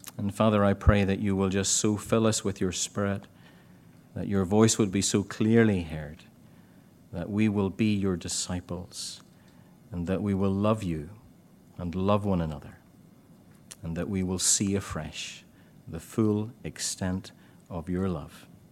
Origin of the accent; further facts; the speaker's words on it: Ballycastle, Northern Ireland, United Kingdom; I used to do them in my hometown in Ballycastle.